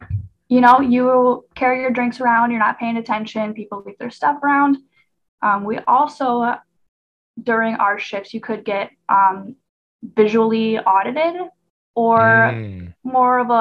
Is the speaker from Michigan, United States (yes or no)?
yes; Michigan, United States; moved away; I'm from Michigan